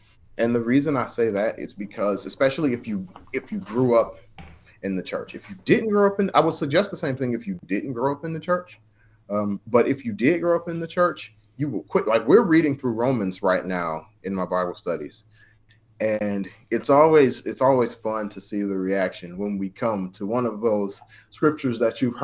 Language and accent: English; Detroit, Michigan, United States; I'm from Detroit.